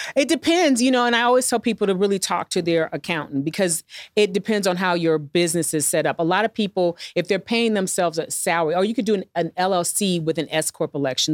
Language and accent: English; St. Louis, Missouri, United States; moved away as an adult; growing up in Saint Louis